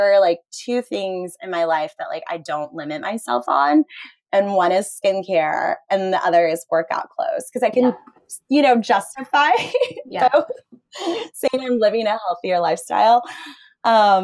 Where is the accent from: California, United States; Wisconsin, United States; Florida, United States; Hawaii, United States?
Florida, United States; I grew up in Florida